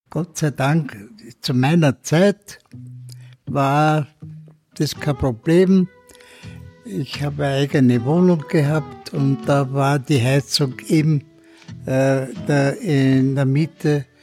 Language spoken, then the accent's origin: German; Austria; Im Faber, die es bei uns in Österreich gibt